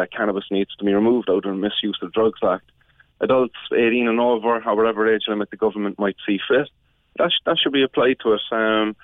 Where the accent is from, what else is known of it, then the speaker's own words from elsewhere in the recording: Cork, Munster, Ireland; I am from Cork.